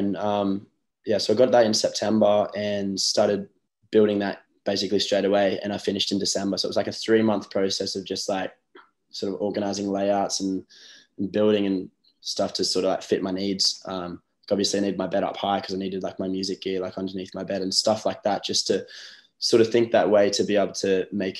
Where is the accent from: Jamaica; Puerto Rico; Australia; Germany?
Australia; Newcastle, New South Wales; moved away as an adult; also born or lived in Byron Bay / Sunshine Coast; my hometown's Newcastle. That's where I'm at the moment, back home